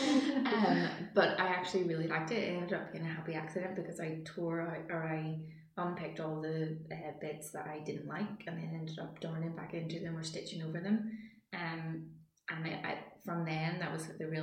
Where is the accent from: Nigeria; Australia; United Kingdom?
United Kingdom; Randallstown, Northern Ireland; I'm from Randallstown